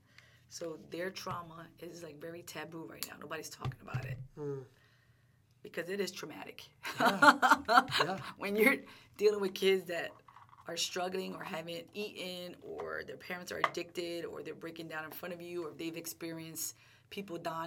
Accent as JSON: {"language": "English", "town": "Philadelphia", "region": "Pennsylvania", "country": "United States", "tie": "born or raised there", "said": "I grew up in North Philly"}